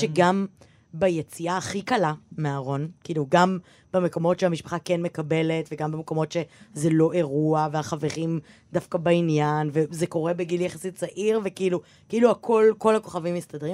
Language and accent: Hebrew; Givatayim, Tel Aviv District, Israel; ואני גדלתי בגבעתיים